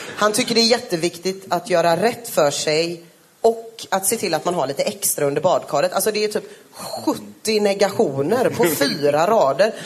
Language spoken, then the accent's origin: Swedish; Gothenburg, Västra Götaland, Sweden; jag är från Göteborg